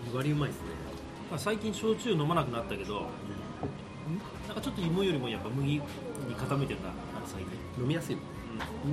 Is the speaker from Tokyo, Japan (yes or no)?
yes; Tokyo, Japan; 江戸っ子